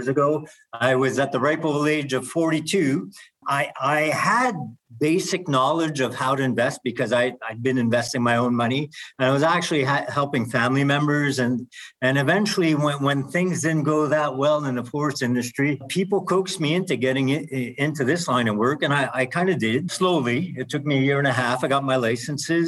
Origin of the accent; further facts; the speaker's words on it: Canada; being Canadian